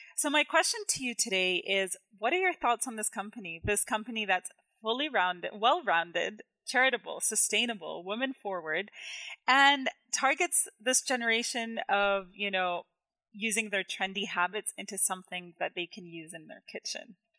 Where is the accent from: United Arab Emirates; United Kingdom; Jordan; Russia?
Jordan; now in Canada; where I grew up in Jordan